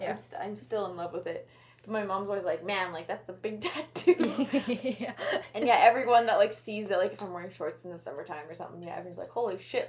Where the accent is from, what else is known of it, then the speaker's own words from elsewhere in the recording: Edmonton, Alberta, Canada; now in Manitoba, Canada; I'm from Edmonton, so my parents live there, and luckily I'm here in Manitoba